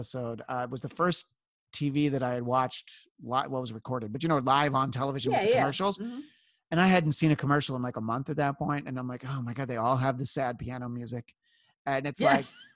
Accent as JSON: {"language": "English", "region": "New York area", "country": "United States", "tie": "born or raised there", "said": "growing up in the New York area and working in New York"}